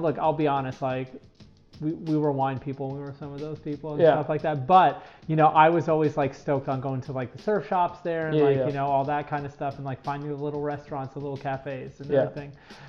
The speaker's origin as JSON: {"language": "English", "town": "New York City", "region": "New York", "country": "United States", "tie": "born or raised there", "moved": "as an adult", "lives_now": "San Clemente, United States", "said": "I grew up in Fort Greene, Brooklyn, and oddly enough, I ended up living there before I moved here"}